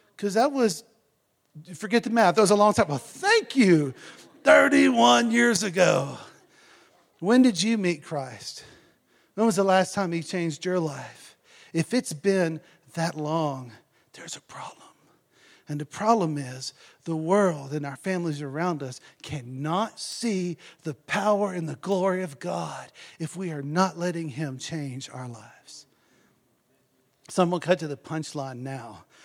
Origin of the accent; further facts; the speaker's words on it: Texas, United States; now in South Africa; I lived out in the country, y'all know in um, Texas